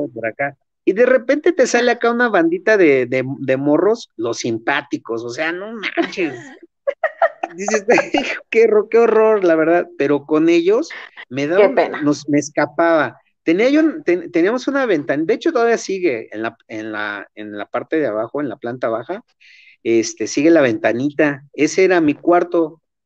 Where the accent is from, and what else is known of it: Chimalhuacán, State of Mexico, Mexico